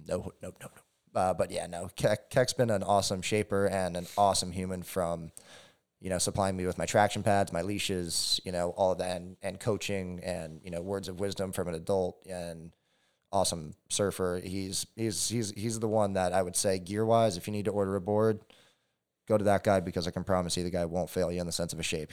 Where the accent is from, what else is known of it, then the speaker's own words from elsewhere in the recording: Hawaii, United States; growing up in Hawaii